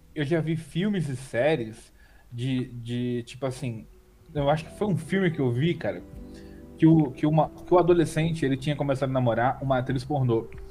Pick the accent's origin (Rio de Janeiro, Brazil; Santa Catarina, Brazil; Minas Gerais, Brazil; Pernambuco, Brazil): Rio de Janeiro, Brazil; also born or lived in Rio Grande do Norte; Que eu sou do Rio de Janeiro, eu tô morando no Rio de Janeiro agora